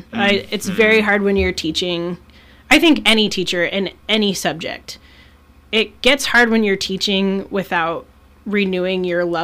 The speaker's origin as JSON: {"language": "English", "region": "Alaska", "country": "United States", "said": "this island in Alaska."}